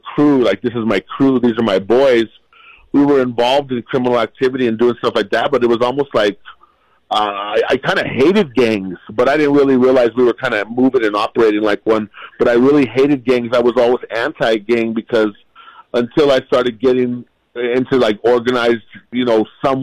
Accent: Albuquerque, New Mexico, United States; the way I grew up in Albuquerque

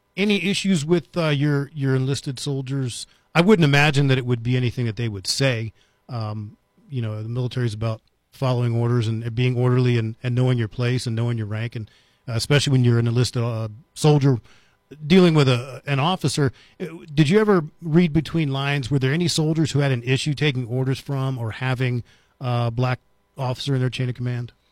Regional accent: United States; now in Las Cruces, United States; I grew up right outside of Washington, D C

